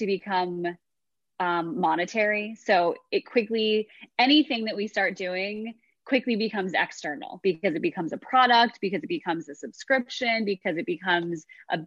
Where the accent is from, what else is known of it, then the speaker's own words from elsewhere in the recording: New York, United States; I'm from New York. I grew up with like a breadwinner mother